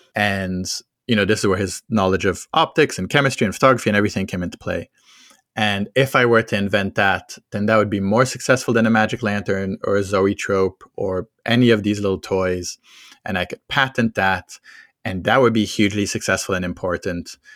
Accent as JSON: {"language": "English", "country": "France", "tie": "born or raised there", "said": "I grew up in France"}